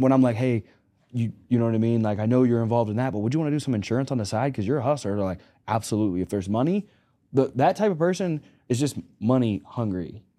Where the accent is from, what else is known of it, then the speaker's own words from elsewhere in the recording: Pittsburgh, Pennsylvania, United States; also born or lived in Arkansas; I like the Cowboys. I'm from Arkansas. So I'm from Arkansas and Pittsburgh.